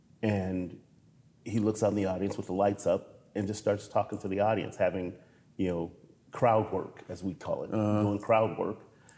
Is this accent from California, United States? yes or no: yes; Compton, California, United States; I grew up in Compton during the height of the rise of the Bloods and Crips.